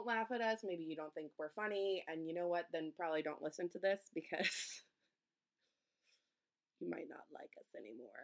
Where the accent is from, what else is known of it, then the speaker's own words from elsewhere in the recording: East Coast, United States; now in Minnesota, United States; we're nice, but we're also very direct because we're from the East Coast